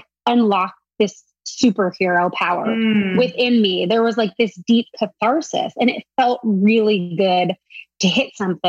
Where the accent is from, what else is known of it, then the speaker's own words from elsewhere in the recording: San Diego, California, United States; I grew up in San Diego